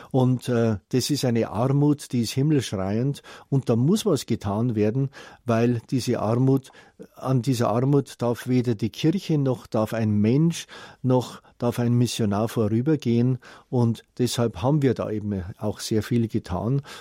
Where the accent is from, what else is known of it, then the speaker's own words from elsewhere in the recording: Bavaria, Germany; now in Mandeni, South Africa; Ich bin ein Bayer, dessen bayerisches Herz in Südafrika für Südafrika schlägt.